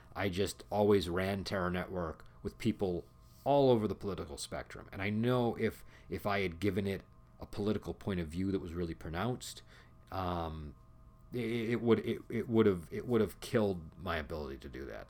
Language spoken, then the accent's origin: English; United States; I'm American